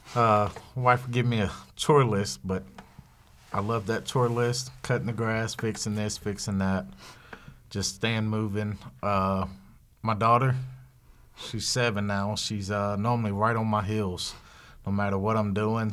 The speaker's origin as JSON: {"language": "English", "region": "the South", "country": "United States", "said": "I'm from the South. I know the South"}